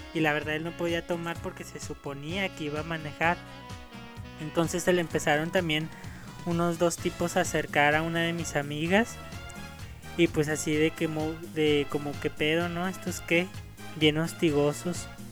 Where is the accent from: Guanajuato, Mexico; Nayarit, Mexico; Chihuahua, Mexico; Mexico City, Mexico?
Chihuahua, Mexico; Ciudad Juárez; yo soy de México, nacido en Ciudad Juárez